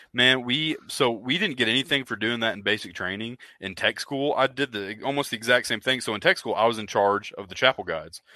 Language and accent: English; Oklahoma, United States; he asked where i was from and i was uh, i told him oklahoma